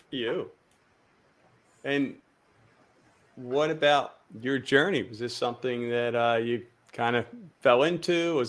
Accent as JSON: {"language": "English", "region": "Pennsylvania", "country": "United States", "moved": "yes", "lives_now": "Florida, United States", "said": "we're from Pennsylvania."}